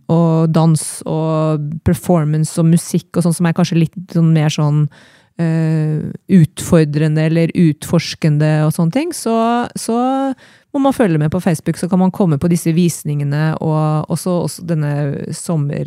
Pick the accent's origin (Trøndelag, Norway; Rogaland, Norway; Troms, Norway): Trøndelag, Norway; Trondheim; also born or lived in Oslo; now in Eina, Norway; jeg kom fra Trondheim